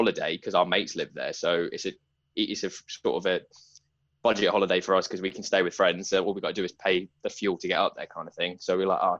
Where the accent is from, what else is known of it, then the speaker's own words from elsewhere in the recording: Broxbourne, East of England, United Kingdom; also born or lived in Nazeing, Essex; I went to school in Hertfordshire, not the posh bit, but sort of went to school in Broxbourne, sort of grew up